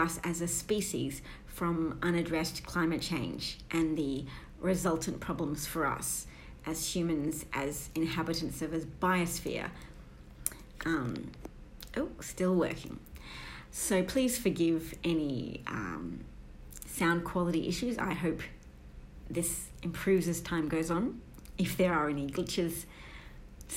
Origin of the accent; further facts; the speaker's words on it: Australia; I'm an Australian